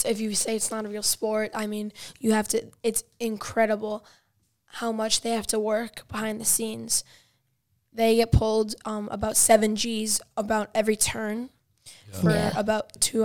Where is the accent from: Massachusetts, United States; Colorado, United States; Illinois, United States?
Illinois, United States; Chicago; I'm from Chicago